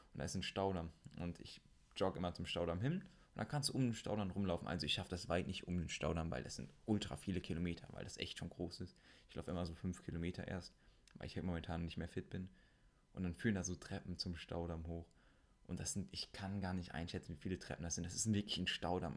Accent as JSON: {"language": "German", "town": "Siegen", "region": "North Rhine-Westphalia", "country": "Germany", "also_born_or_lived": "Meschede", "said": "in Siegen, da wo ich herkomme"}